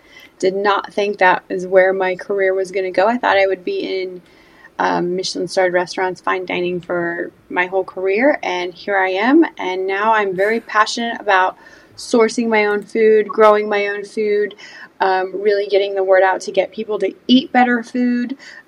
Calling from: Georgia, United States; I am in Georgia

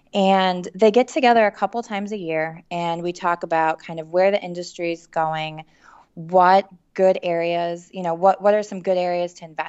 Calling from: Chicago, Illinois, United States; We're based in Chicago, so I'm calling you from the Windy City.

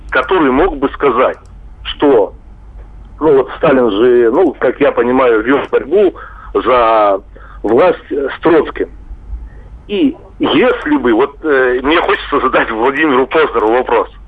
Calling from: Chelyabinsk, Chelyabinsk Oblast, Russia; я хотел из Челябинска попасть к вам на конференцию в Воронеж.

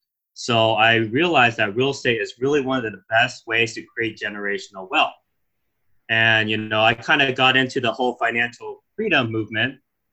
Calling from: Sacramento, California, United States; I'm dialing in from California.

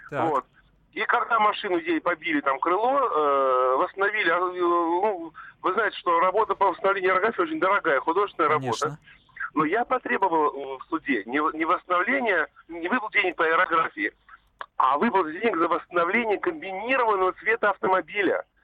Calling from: Tver, Tver Oblast, Russia; Да, здравствуйте, я из Твери.

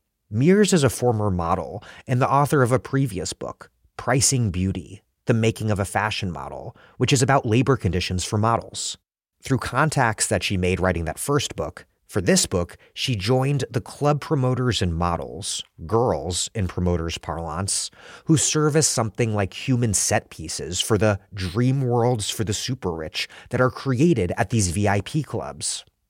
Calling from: Providence, Rhode Island, United States; I'm broadcasting from Providence, Rhode Island.

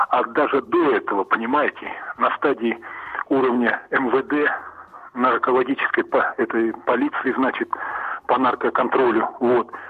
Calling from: Volgograd, Volgograd Oblast, Russia; я вам звоню из Волгограда

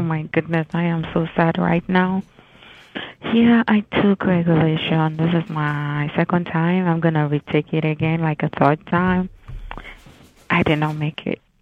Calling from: Washington, District of Columbia, United States; I'm calling from Washington, D.C.

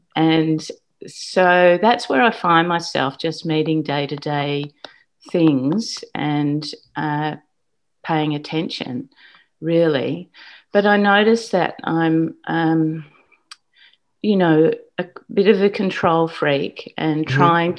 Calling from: Queensland, Australia; Queensland, yeah.

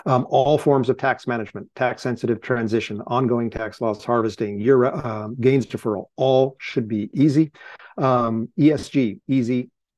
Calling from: Cambridge, Massachusetts, United States; I'm calling in from Cambridge, Massachusetts.

